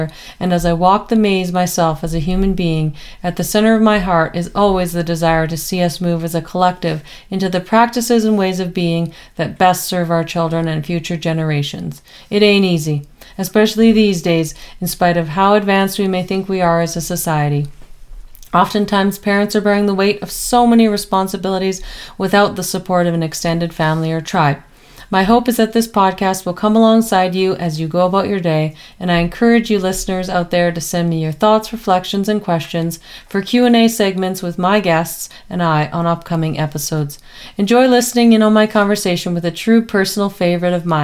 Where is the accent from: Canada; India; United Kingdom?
Canada; Edmonton, Alberta; my hometown of Edmonton, Alberta, Canada